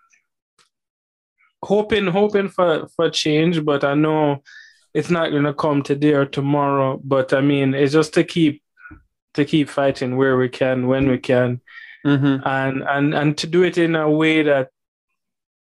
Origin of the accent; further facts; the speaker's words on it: Jamaica; I'm a Black male from Jamaica